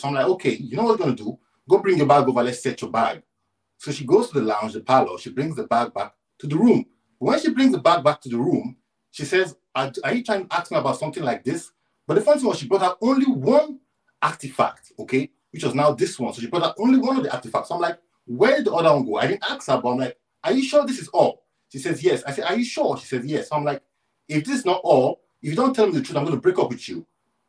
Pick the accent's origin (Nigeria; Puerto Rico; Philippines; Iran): Nigeria; I'm from Nigeria, Coach.